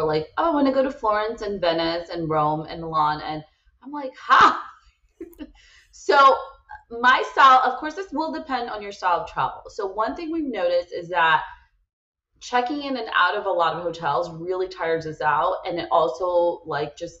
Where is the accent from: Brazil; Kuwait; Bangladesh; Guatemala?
Brazil; moved away; I'm originally from Brazil where there are a lot of strikes too.